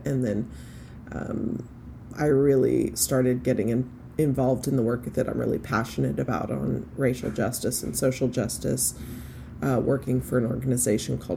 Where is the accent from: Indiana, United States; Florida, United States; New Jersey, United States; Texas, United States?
Texas, United States; Fort Worth; I was born and raised in Fort Worth, Texas